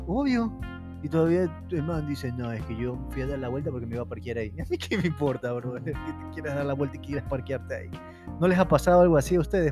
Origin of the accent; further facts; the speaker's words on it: Ecuador; somos ecuatorianos todos